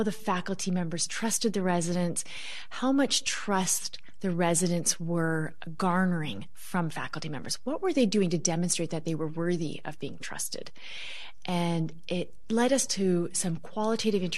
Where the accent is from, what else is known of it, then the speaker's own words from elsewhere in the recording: Vancouver, British Columbia, Canada; moved away as an adult; also born or lived in Toronto area, Canada; I grew up in Vancouver, out on the West Coast.